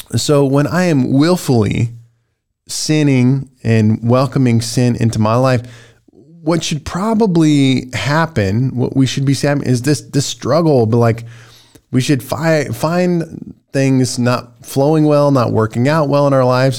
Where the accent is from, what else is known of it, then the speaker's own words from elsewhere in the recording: United States; American Christians